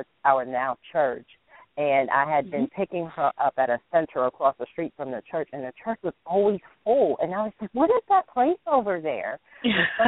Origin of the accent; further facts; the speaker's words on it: New York City, New York, United States; I'm also from New York. I was born and raised in the Bronx